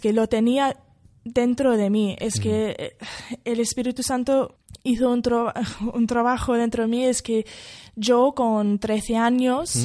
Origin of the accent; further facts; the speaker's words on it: Wales, United Kingdom; Spanish is a second language; moved away as an adult; now in Madrid, Spain; la iglesia Moraya está muy cerca a mi pueblo. Yo fui a estudiar bachillerato en un colegio que está al lado de, esta iglesia